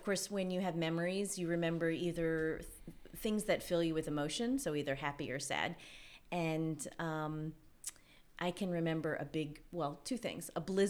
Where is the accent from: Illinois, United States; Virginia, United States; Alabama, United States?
Virginia, United States; Richmond; also born or lived in Louisville, Kentucky; Well, I was born in Louisville, Kentucky, and lived there till I was about 10, and then moved to Richmond, Virginia. So I call Virginia my home. It's where I really lived for the rest of growing up.